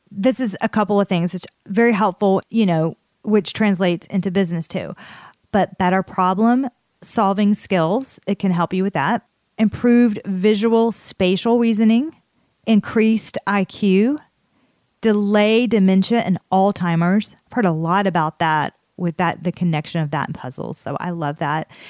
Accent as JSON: {"language": "English", "region": "the South", "country": "United States", "accent": "Southern", "said": "my Southern accent"}